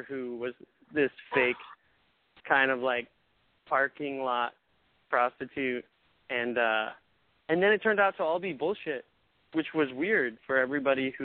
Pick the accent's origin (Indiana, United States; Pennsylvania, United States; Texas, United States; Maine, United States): Maine, United States; I'm from Maine